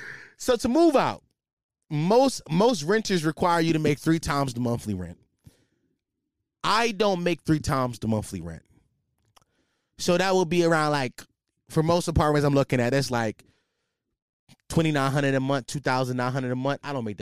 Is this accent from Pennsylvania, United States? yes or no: yes; Philadelphia, Pennsylvania, United States; Yo, I'm from Philly, so I be seeing like all the little young boys be shaking that shit.